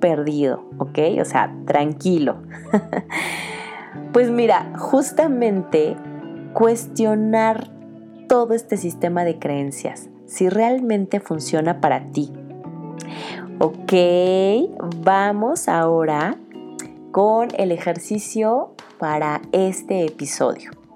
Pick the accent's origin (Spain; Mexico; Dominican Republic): Mexico; eso que somos latinos y mexicanos. Nuestro país está lleno de colores